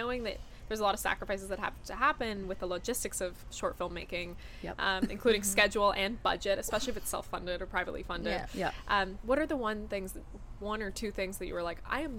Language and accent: English; Toronto, Ontario, Canada; I'm from Toronto